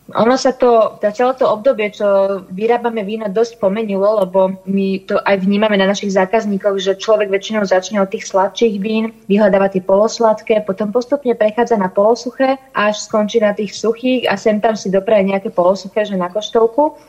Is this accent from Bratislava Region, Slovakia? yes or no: yes; Svätý Jur, Bratislava Region, Slovakia; My sme teda obidva zo Svetého Jura, to znamená, že obidva sme vyrastali vo vinárskych rodinách